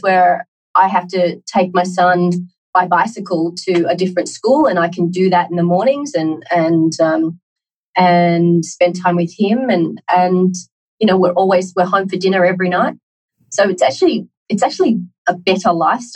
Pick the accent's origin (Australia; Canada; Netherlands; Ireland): Australia; accent: Australian; moved away as an adult; now in Tokyo, Japan; I'm Australian, clearly from my accent.